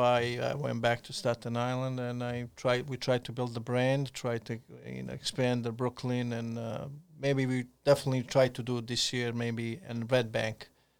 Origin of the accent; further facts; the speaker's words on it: Montenegro; born there; I was born in Montenegro, mixed parents. My mom is Croatian and Montenegrin.